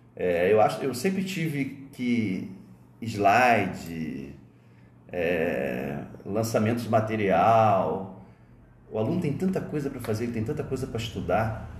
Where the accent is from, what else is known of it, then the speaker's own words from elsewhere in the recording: Rio de Janeiro, Brazil; also born or lived in Alcântara, São Gonçalo; now in Santa Catarina, Brazil; Vocês sabem que eu sou carioca. Eu me formei, eu vim para Santa Catarina em 91.